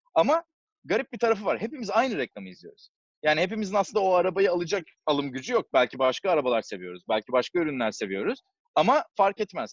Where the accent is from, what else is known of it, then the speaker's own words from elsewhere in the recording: Istanbul, Turkey; moved away as an adult; now in Silicon Valley, United States; 1989 e, senesinde İstanbul'da doğdum.